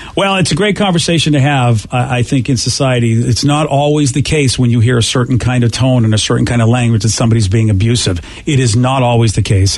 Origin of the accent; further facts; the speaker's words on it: Boston, Massachusetts, United States; I'm from Boston